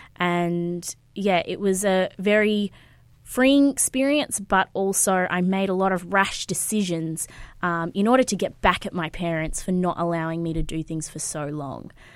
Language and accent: English; Sunshine Coast, Queensland, Australia; moved away as an adult; also born or lived in Brisbane; I was born in Queensland, uh, Brisbane, actually, and I grew up on the Sunshine Coast